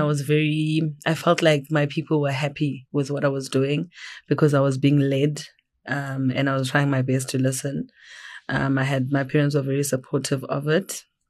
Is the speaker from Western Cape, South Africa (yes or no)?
no; Johannesburg, Gauteng, South Africa; also born or lived in Eastern Cape; I am originally from the Eastern Cape. I grew up in Johannesburg